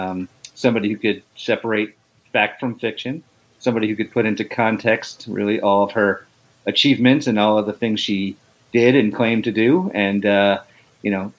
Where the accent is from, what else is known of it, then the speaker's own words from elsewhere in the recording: Northeast, United States; now in Atlanta, United States; I grew up in the Northeast